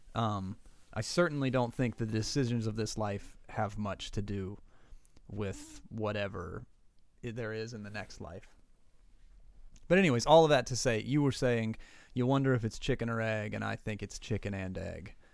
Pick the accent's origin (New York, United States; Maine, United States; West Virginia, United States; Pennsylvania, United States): West Virginia, United States; Southern; born and raised in Southern West Virginia Appalachian